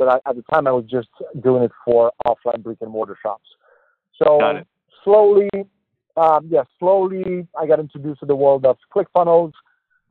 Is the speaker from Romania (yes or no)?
yes; Romania; English is a second language; moved away as an adult; also born or lived in Boston, United States; now in United States; I'm born and raised in Romania, Eastern European country. So I'm an immigrant here. I moved to Boston in 2013